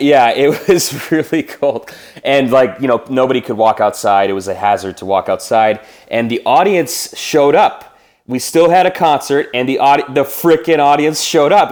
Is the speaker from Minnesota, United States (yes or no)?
yes; Minnesota, United States; I am from Minnesota. I was born in Minneapolis, and I grew up in a small town, uh, three hours west of Minneapolis